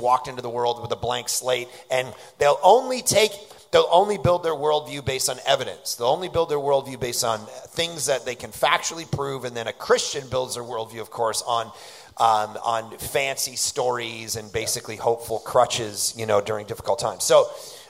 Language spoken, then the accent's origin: English; Toronto, Ontario, Canada; I grew up in Toronto.